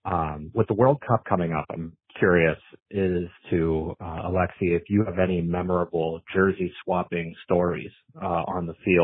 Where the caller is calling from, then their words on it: Pittsburgh, Pennsylvania, United States; I'm calling in from Pittsburgh.